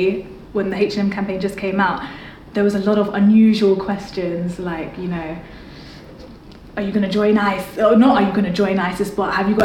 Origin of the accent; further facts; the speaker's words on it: London, United Kingdom; growing up in London